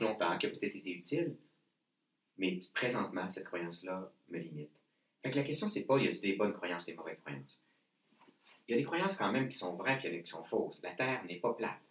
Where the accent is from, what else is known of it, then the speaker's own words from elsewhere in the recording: Saguenay, Quebec, Canada; je viens du Saguenay